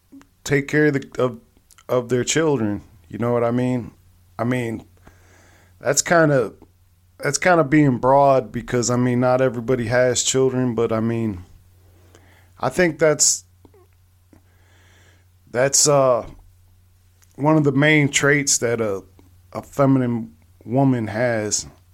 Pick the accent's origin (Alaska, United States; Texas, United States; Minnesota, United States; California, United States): California, United States; Long Beach; born there; I mean, I was born out there because my dad was in the military. I was also in the military, but I was born out there in Long Beach.